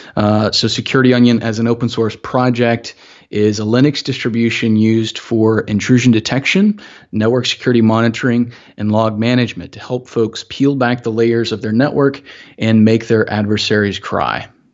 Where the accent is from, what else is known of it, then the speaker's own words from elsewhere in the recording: Augusta, Georgia, United States; growing up in Augusta, um, fairly small city